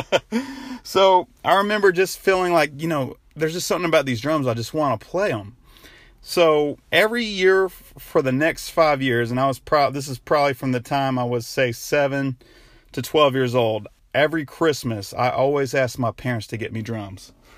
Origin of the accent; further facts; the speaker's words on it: Denver, North Carolina, United States; moved away; I'm actually in my hometown of Denver, North Carolina right now